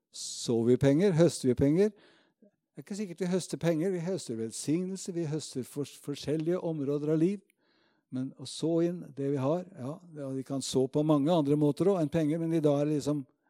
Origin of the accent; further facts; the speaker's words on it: Råde, Østfold, Norway; also born or lived in Moss; hjemme på bedhuset Betel i Rådhus, hvor jeg vokste opp